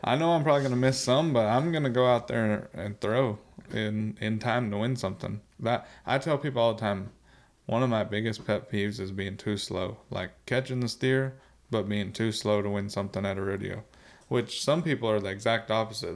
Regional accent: South Dakota, United States; I was growing up in South Dakota.

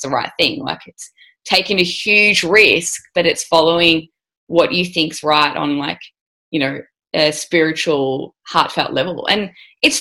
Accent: Melbourne, Victoria, Australia; I'm from Melbourne, Australia. So grew up, went to university

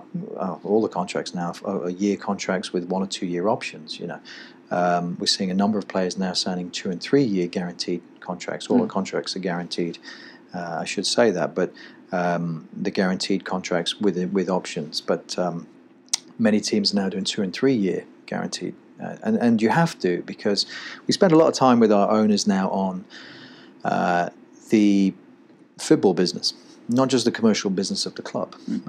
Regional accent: England, United Kingdom; moved away as an adult; now in United States; in 2002 when I came over from England and played in Charleston Battery.

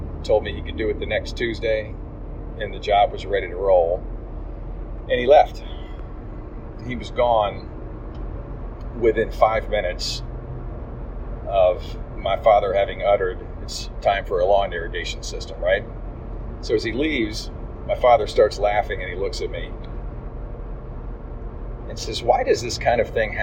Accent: Atlanta, Georgia, United States; we were from Atlanta.

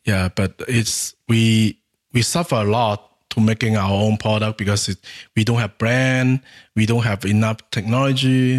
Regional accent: Guangxi, China; English is a second language; My hometown is in Guangxi Province

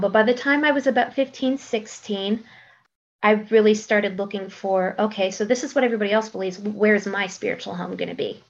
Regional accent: Maryland, United States; now in Boise, United States; I'm originally from the East Coast. I'm from Maryland.

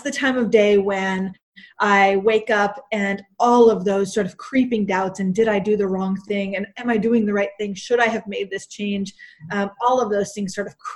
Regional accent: East Coast, United States; moved away as an adult; now in Texas, United States; We're both from the East Coast.

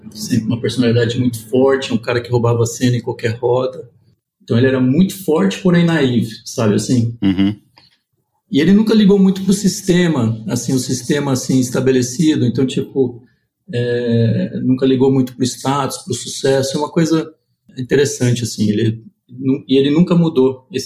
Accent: Ribeirão Preto, São Paulo, Brazil; born there; Nasci em Ribeirão Preto, que é a terra do café, orgulho de São Paulo e do Brasil.

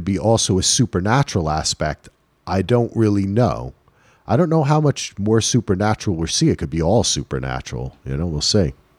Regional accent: New Jersey, United States; I'm from New Jersey

